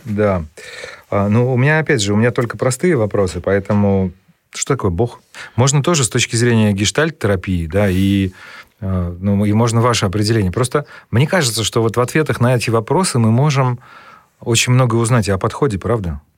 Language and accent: Russian; Saratov, Saratov Oblast, Russia; к нам в наш город, а я из Саратова